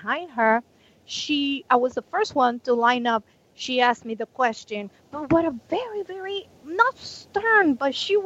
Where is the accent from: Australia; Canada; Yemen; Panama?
Panama; moved away; I'm from Panama